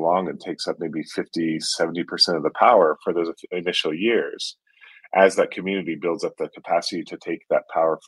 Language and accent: English; Kenya; also born or lived in South Sudan; I've spent my whole life here in East Africa. I grew up in Kenya and South Sudan